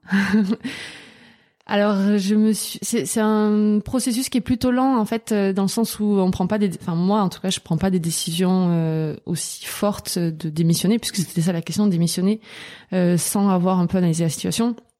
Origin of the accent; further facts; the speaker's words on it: Albi, Occitania, France; je viens d'Albi, c'est euh, une petite ville euh, à côté de Toulouse